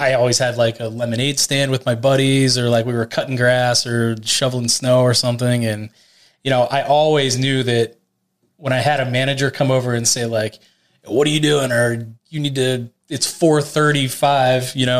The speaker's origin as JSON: {"language": "English", "town": "Latrobe", "region": "Pennsylvania", "country": "United States", "tie": "born or raised there", "said": "I grew up in Latrobe"}